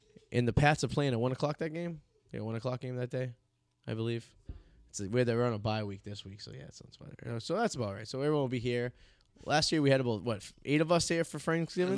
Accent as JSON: {"language": "English", "town": "Revere", "region": "Massachusetts", "country": "United States", "tie": "born or raised there", "said": "I grew up in Revere"}